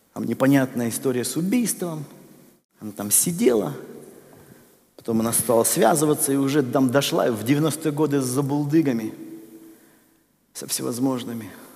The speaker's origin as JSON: {"language": "Russian", "country": "Russia", "tie": "born or raised there", "said": "я вырос в России"}